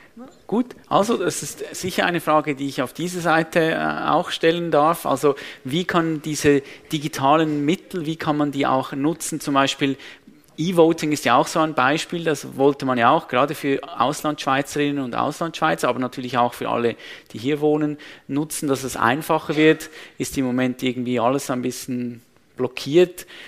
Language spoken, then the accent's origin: German; Switzerland; bei uns in der Schweiz